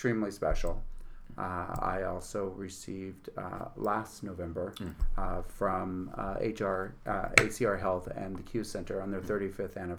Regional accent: San Francisco, California, United States; also born or lived in New York City; now in Utica, United States; I grew up in San Francisco, born and raised

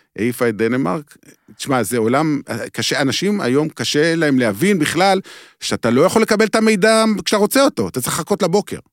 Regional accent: Beersheba, Southern District, Israel; אני גדלתי בבאר שבע

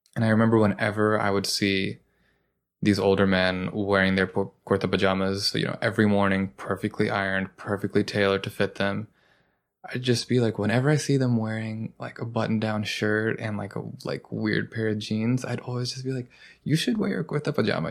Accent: Kennesaw, Georgia, United States; now in New York, United States; growing up in Kennesaw, Georgia

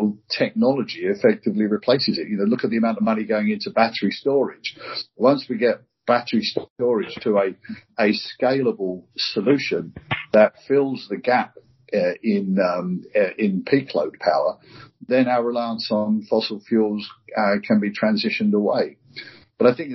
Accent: United Kingdom; as a Brit, I represent our country every time I step off the plane

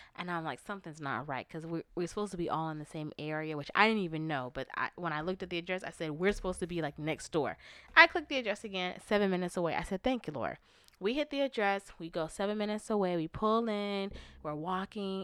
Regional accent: Florida, United States; moved away; I'm from Florida

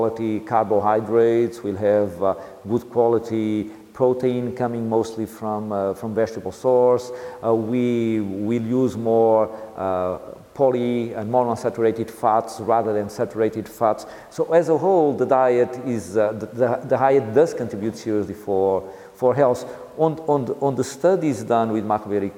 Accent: Leiria, Centro, Portugal; I'm from Leiria near Coimbra

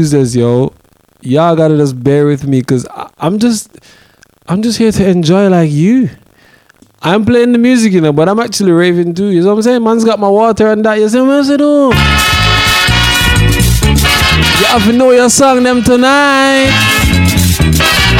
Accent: Jamaica; I'm Jamaican

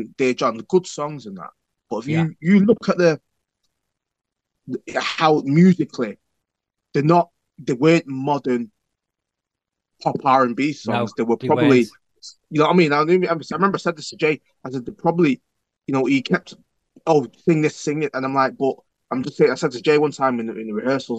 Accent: England, United Kingdom; We're not American, we're English

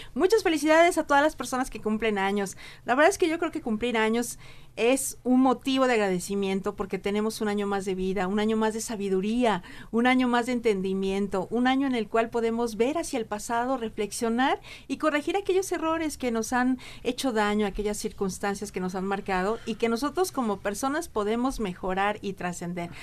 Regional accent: Mexico; en el interior de nuestra República Mexicana

